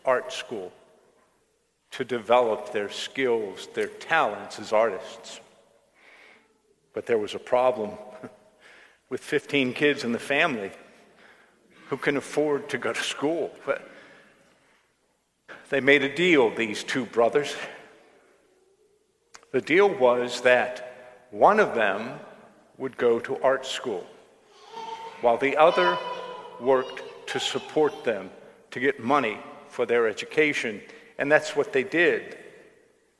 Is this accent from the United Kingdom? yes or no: no; Johnstown, Pennsylvania, United States; my hometown, from Johnstown